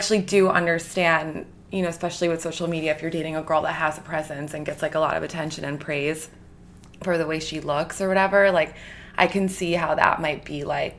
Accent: New York, United States; also born or lived in Italy; I'm from New York. I was born in Italy, but I grew up in New York with my dad.

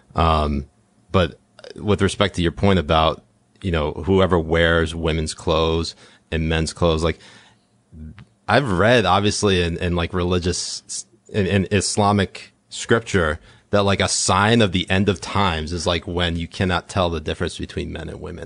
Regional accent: New England, United States; I grew up in New England

